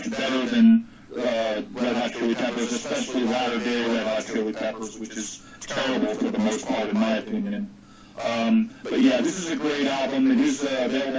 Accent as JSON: {"language": "English", "town": "Fountain Valley", "region": "California", "country": "United States", "tie": "born or raised there", "said": "my hometown of Fountain Valley"}